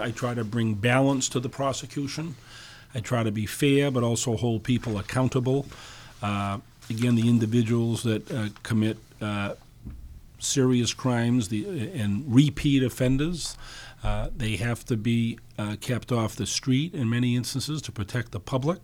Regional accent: Dartmouth, Massachusetts, United States; also born or lived in New Bedford / Fall River; I grew up in Dartmouth. My family's from New Bedford

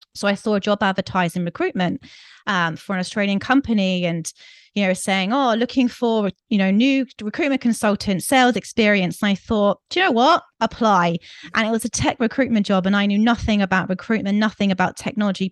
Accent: United Kingdom; moved away as an adult; also born or lived in Greece; I'm from the U K, I'm sure your listeners have picked up my accent

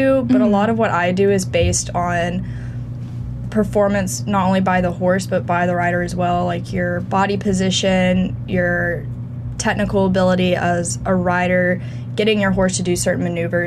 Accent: Concord, North Carolina, United States; I'm from outside of Charlotte, North Carolina, in Concord

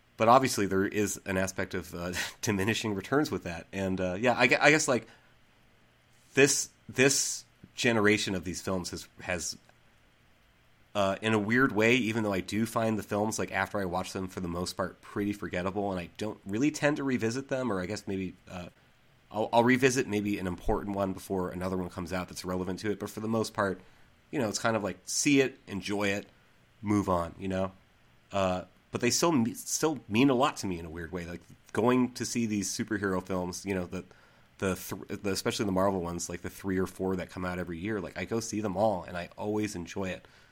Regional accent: Central Massachusetts, United States; moved away; I'm actually from Central Mass

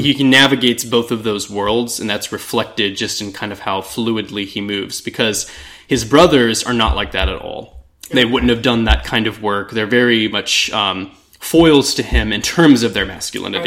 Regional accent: Texas, United States; growing up in Texas

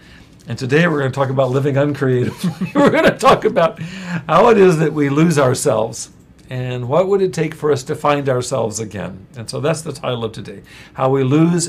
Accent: Central California, United States; I grew up in Central California where we had possums

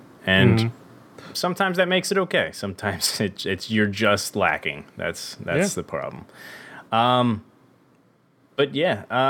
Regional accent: New Orleans, Louisiana, United States; I'm from New Orleans. That's where I get this from.

